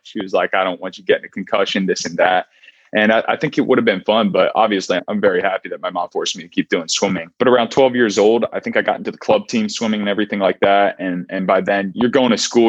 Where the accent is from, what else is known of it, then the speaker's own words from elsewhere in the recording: Montgomery County, outside Philadelphia, Pennsylvania, United States; moved away as an adult; also born or lived in Berkeley, California; I grew up right outside of Philadelphia in Montgomery County